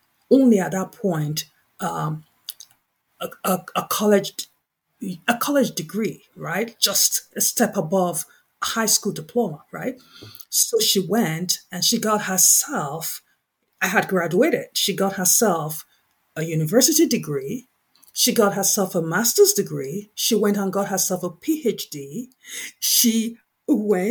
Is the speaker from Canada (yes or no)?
no; Nigeria; the primary industry in my home country, Nigeria